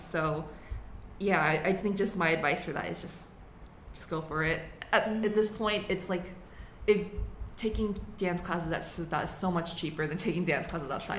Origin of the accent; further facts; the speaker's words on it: United States; first language English; moved away as an adult; now in Taiwan; I was also born in the U.S. So I did grow up with obviously English as my native language